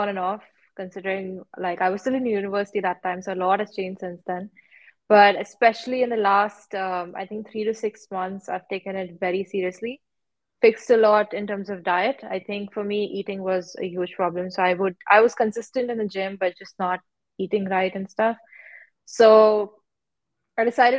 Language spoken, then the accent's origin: English; Mumbai, Maharashtra, India; moved away as an adult; now in Dubai, United Arab Emirates; I'm from Mumbai. So I've grown up there, all my schooling and everything was done there